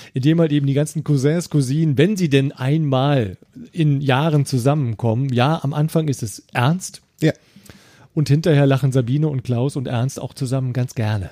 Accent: Eifel, Germany; bei uns in der Eifel. Wir haben eine große Familie

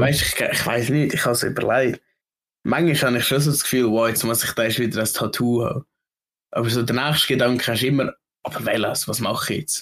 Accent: Switzerland; Ich als Schweizer

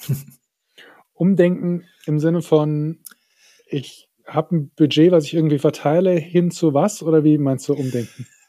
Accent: Saarland, Germany; bei uns im Saarland, wo ich herkomme ursprünglich

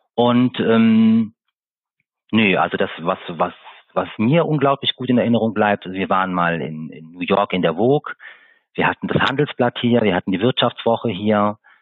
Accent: Siegburg, North Rhine-Westphalia, Germany; now in Eifel, Germany; Ich stamme ursprünglich aus Siegburg, das ist in Nordrhein-Westfalen. Bin vor 25 Jahren mit meinen Eltern in die schöne Eifel gezogen.

